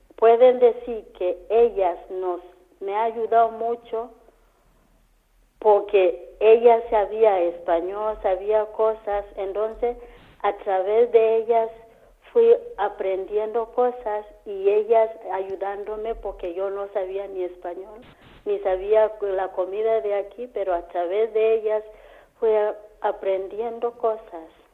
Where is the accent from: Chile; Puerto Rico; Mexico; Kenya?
Kenya; Spanish is a second language; moved away as an adult; now in Antequera, Spain; soy de Kenia